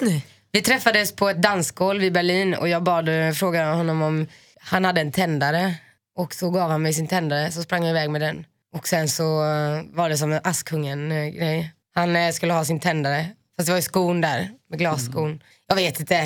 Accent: Finland; jag är finne.

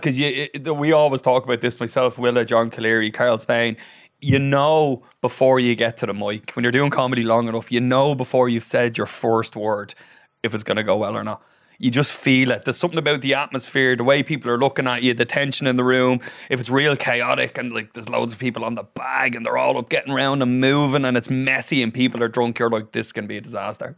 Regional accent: Dublin / Wicklow, Leinster, Ireland; also born or lived in Australia; I grew up in Dublin, then I moved to Wicklow. So I'm a bit of a Dublin Wicklow hybrid. And uh, I moved down to Wicklow when I was about nine. And then I moved back to Dublin when I was about 18

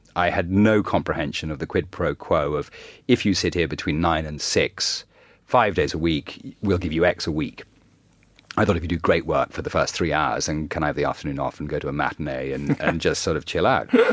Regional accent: Ireland; I grew up in Ireland

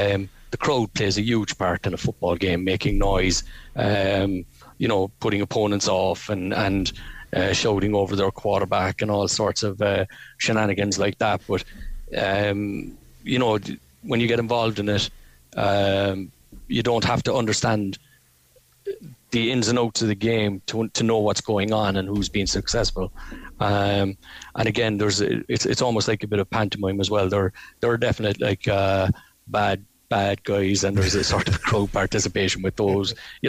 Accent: Ireland; Being Irish, we're up for that fight.

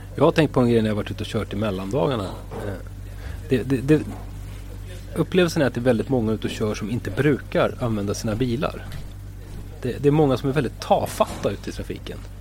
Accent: Stockholm, Stockholm County, Sweden; jag är ju själv stockholmare

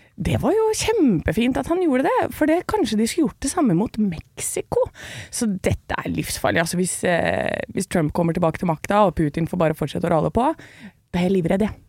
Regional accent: Gjøvik, Innlandet, Norway; also born or lived in Hamar / Brumunddal; jeg er født på Hamar og har vokst opp i Brumunddal og på Gjøvik

